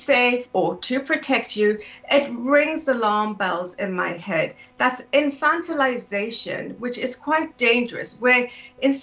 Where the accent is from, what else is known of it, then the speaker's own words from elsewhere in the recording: South Africa; moved away as an adult; also born or lived in London, United Kingdom / Singapore / Canada; now in United Kingdom; I'm South African originally. I left South Africa in my late 20s and immigrated to the UK